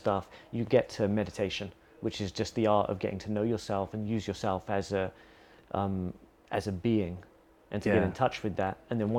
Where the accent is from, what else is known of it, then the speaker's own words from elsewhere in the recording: England, United Kingdom; now in Bali, Indonesia; growing up in England